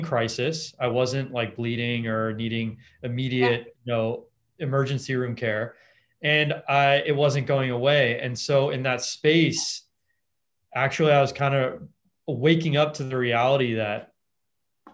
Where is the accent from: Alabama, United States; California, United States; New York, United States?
California, United States; Los Angeles; I grew up in Los Angeles